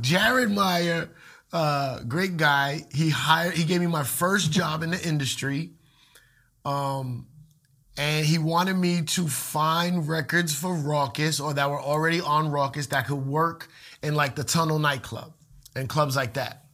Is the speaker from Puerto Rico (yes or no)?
yes; Puerto Rico; a lot of Puerto Ricans like me